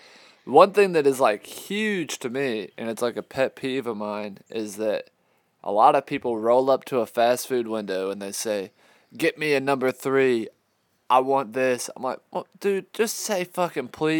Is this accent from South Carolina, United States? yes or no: yes; Georgetown, South Carolina, United States; my hometown, which is Georgetown